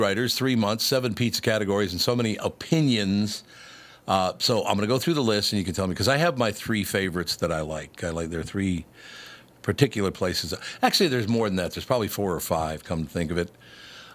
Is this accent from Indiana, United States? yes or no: no; Minneapolis, Minnesota, United States; I grew up on Broadway pizzas in North Minneapolis